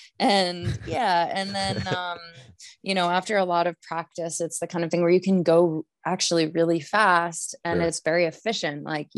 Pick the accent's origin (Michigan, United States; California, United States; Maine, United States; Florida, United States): Maine, United States; now in Lake Placid, United States; I am from Maine originally, but I don't okay. live in Maine anymore. I'm actually in okay. Lake Traitor. Placid, New York.